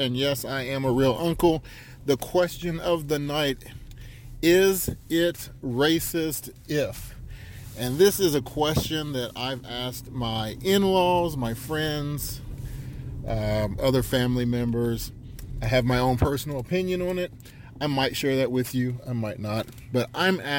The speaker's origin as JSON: {"language": "English", "town": "South Charleston", "region": "West Virginia", "country": "United States", "tie": "born or raised there", "said": "growing up in South Charleston, West Virginia"}